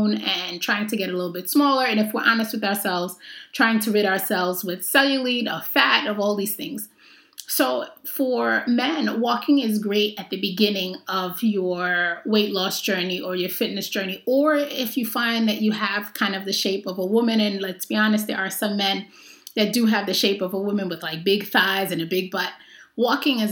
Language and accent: English; New York, United States; I grew up in New York